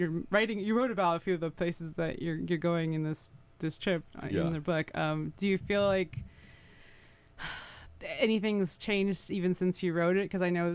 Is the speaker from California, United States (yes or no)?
yes; Carpinteria, California, United States; now in Oregon, United States; where I grew up in California. It's like it was Carpinteria. It was a very, very so many kinds of people live there.